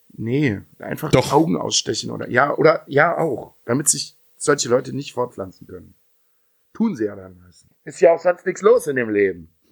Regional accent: Dülken, North Rhine-Westphalia, Germany; bei uns in Dülken

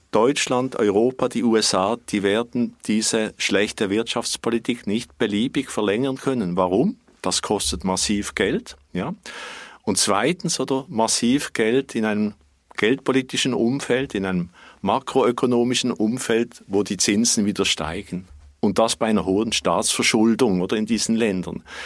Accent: Switzerland; bei uns in der Schweiz

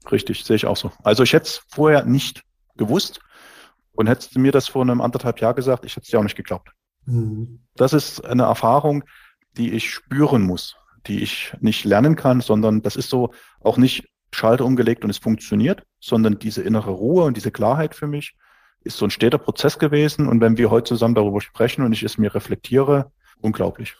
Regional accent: Dresden, Saxony, Germany; ich bin aus Dresden, 44 Jahre alt

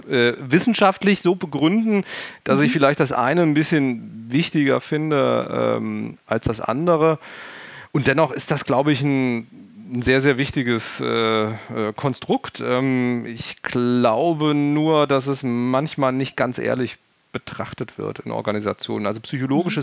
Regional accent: Hesse, Germany; accent: Hessian dialect; ich komme ja aus dem Hessischen, wenn ich irgendwie den ganzen Tag irgendwie meinen eigenen Kram vorlese, irgendwann bin ich müde und dann fange ich wieder an, Dialekt zu sprechen

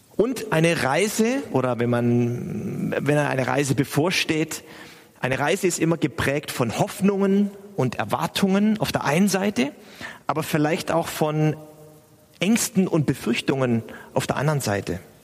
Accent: Stuttgart, Baden-Württemberg, Germany; now in Hamburg, Germany; ich bin in Stuttgart aufgewachsen

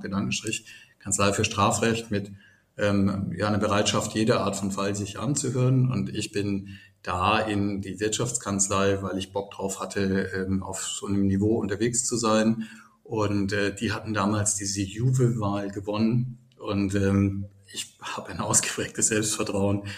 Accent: Baden-Württemberg, Germany; moved away as an adult; now in Düsseldorf, Germany; ich komme aus einem äh, Dorf in Baden

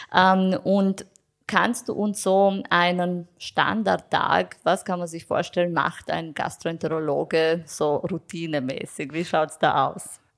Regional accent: Romania; now in Vienna, Austria; ich komme ursprünglich aus Rumänien

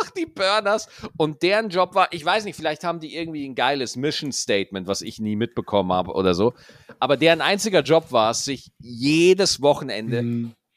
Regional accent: Schwarzach, Bavaria, Germany; bei uns in Schwarzach, in Niederbayern, da gibt es da halt das A3, das ist so die Dorfdiskothek da ist man halt jeden Freitag und jeden Samstag hingegangen

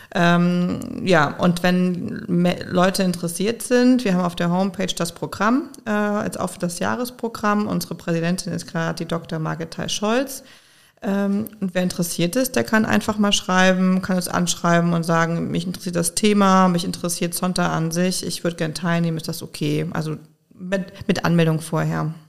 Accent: Koblenz, Rhineland-Palatinate, Germany; also born or lived in Konstanz / Schwäbisch Hall / Mainz; Aber seitdem ich ungefähr drei bin, äh, lebe ich in Koblenz, habe sozusagen den Großteil meiner Kindheit und Jugend verbracht in Koblenz

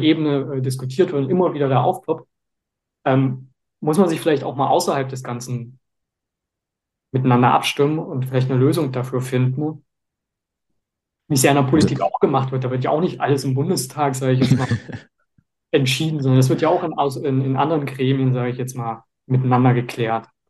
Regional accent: Leipzig, Saxony, Germany; ich bin ja aus Leipzig und hier bei uns

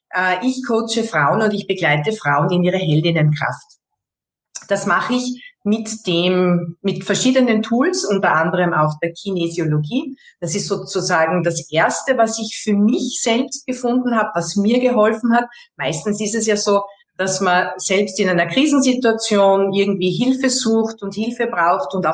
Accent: Austria; Bei uns in Österreich sagt man einfach, ja, Servus

